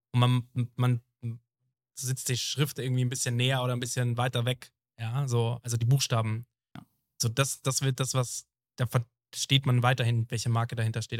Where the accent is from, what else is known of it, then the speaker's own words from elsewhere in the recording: Germany; das wird überhaupt nicht zelebriert bei uns in Deutschland.